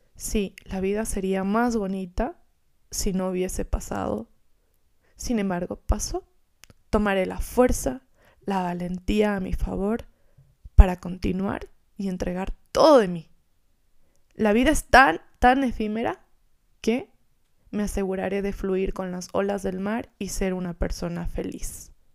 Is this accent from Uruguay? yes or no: no; Gualaquiza, Morona Santiago, Ecuador; moved away; yo vengo de un pueblito que se llama Gualaquiza, en el oriente